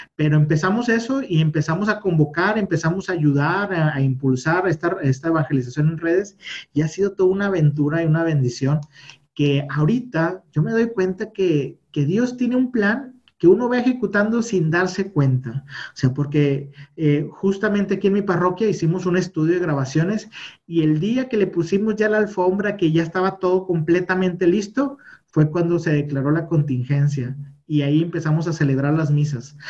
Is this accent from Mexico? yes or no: yes; Monterrey, Nuevo León, Mexico; Yo soy de Monterrey, México, que es el norte de México. Acá estamos ahí en Nuevo León